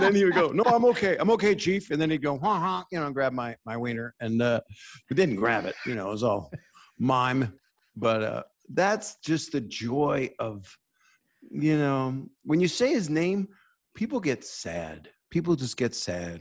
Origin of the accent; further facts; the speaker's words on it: Norfolk, Virginia, United States; I grew up in Norfolk, Virginia